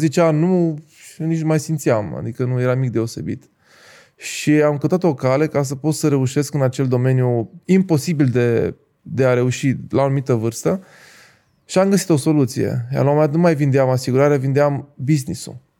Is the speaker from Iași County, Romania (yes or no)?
no; Timișoara, Timiș County, Romania; moved away as an adult; also born or lived in Reșița; la 2 ani am luat decizia să mă mut la Timișoara. După care am crescut la Timișoara până la 20 și puțin de ani